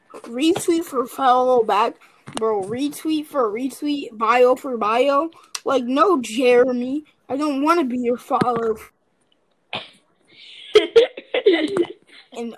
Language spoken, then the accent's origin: English; New York, United States; As a New Yorker